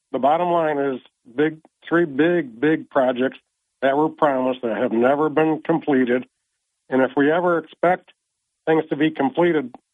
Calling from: Vestal, New York, United States; from Vestal.

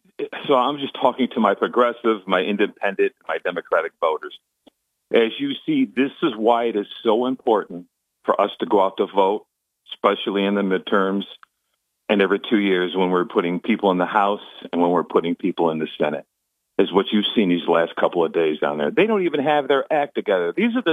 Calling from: Binghamton, New York, United States; Yes, this is … from Binghamton.

